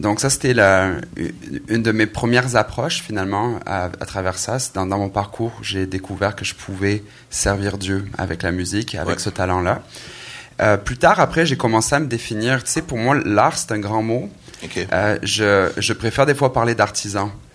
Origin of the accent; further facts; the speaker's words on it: Aix-en-Provence, Provence-Alpes-Côte d'Azur, France; moved away as an adult; also born or lived in Marseille; now in Quebec, Canada; né en France, dans le sud de la France, à Marseille, euh, Aix-en-Provence plus précisément.